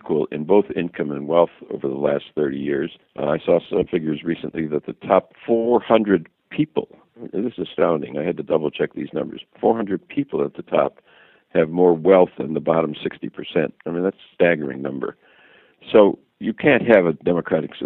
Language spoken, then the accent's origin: English; Racine, Wisconsin, United States; moved away as an adult; now in Washington, D.C., United States; I'm from Racine, Wisconsin, an industrial town, a challenged industrial town in southern Wisconsin. I go back home and see my high school friends